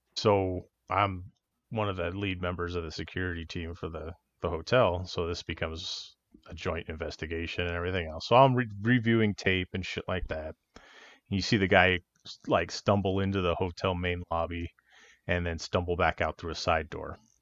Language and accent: English; Los Angeles, California, United States; growing up in California and, and L